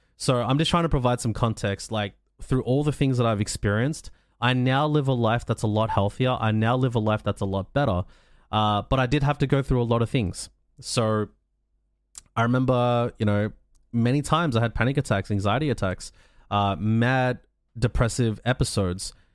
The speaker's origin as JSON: {"language": "English", "country": "Australia", "said": "I'm from Australia. I'm I live in a country where mental health care is available."}